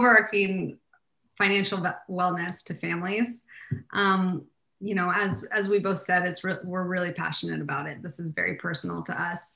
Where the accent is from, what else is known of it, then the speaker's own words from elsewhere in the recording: Portland, Oregon, United States; moved away; also born or lived in Delaware, United States / Los Angeles, United States; I was actually born on the East Coast, a little state called Delaware. But I grew up in the Pacific Northwest in Portland, Oregon.